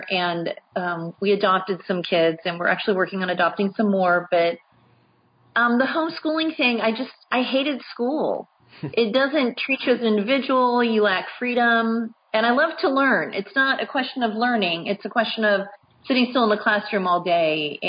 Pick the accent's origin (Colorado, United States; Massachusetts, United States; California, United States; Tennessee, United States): California, United States; Malibou Lake; moved away; also born or lived in Houston, Texas / San Antonio, Texas; I grew up in Malibu Lake, California, on the lake, and just had a wonderful outdoor childhood